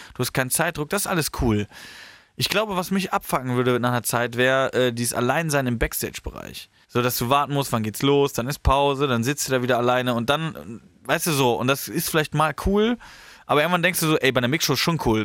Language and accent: German; Horhausen, Rhineland-Palatinate, Germany; now in Heidelberg, Germany; ich komme ja da aus dem Rheinland